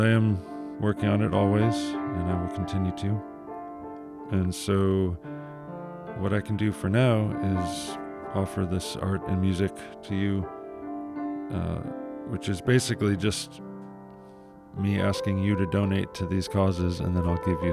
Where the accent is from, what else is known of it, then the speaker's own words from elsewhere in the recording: Ann Arbor, Michigan, United States; I lived in Ann Arbor, which is pretty close to Detroit, so we got Detroit radio stations, which is pretty much all I listened